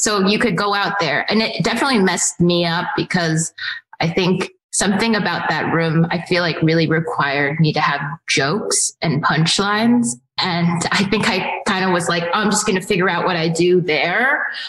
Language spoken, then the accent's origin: English; San Francisco, California, United States; I'm from San Francisco.